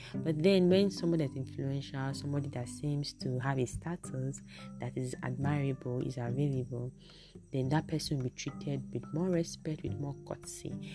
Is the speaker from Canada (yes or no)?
no; Nigeria; I'm speaking as a Nigerian